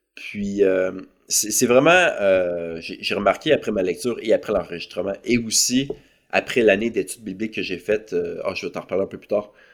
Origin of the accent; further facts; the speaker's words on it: Saint-Étienne-de-Lauzon, Quebec, Canada; also born or lived in Lac Saint-Jean; now in Montreal, Canada; je suis originaire de la ville de Québec. Euh, j'ai grandi euh, sur la rive sud, dans un village qui s'appelle Saint-Étienne-de-Lauzon